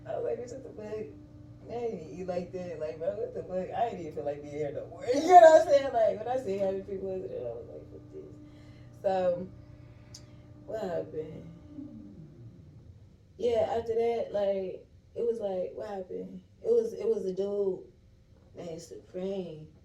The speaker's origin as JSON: {"language": "English", "region": "Michigan", "country": "United States", "said": "first of all, I got locked up in fucking Florida. not from Georgia, first of all. I'm from Michigan"}